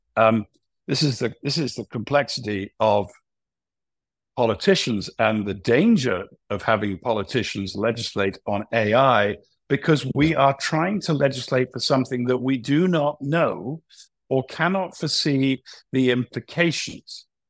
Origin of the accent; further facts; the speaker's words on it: United Kingdom; I'm a Brit